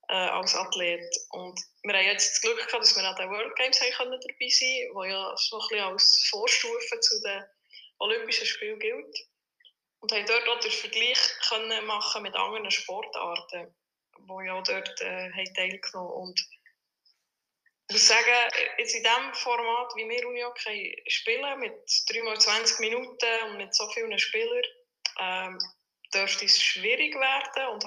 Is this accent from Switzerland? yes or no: yes; Bern, Switzerland; als Bernerin